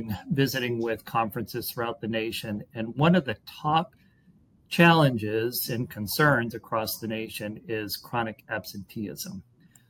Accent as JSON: {"language": "English", "region": "Massachusetts", "country": "United States", "tie": "born or raised there", "moved": "yes", "said": "I was in my home state of Massachusetts"}